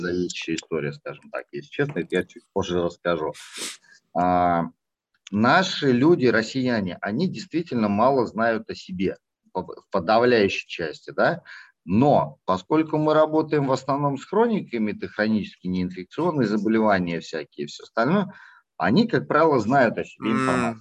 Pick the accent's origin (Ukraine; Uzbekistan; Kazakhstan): Kazakhstan; now in Russia; я родился в Казахстане